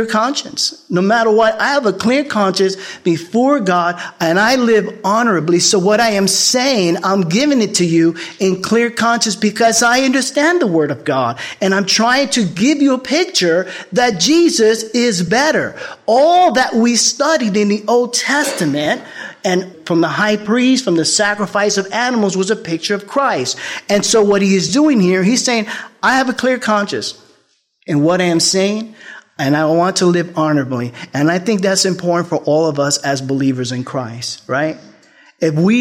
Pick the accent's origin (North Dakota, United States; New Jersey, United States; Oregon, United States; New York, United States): New York, United States; I'm from the Bronx